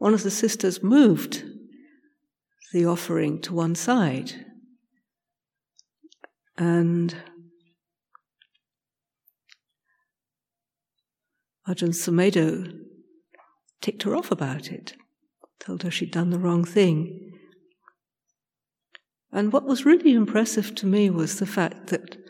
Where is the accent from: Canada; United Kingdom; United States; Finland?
United Kingdom; I'm British